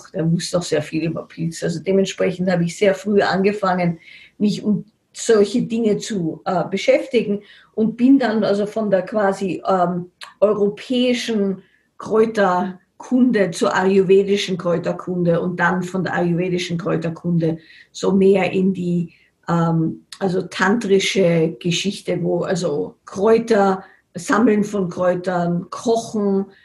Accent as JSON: {"language": "German", "region": "Salzburg", "country": "Austria", "tie": "born or raised there", "said": "ich bin in Salzburg aufgewachsen"}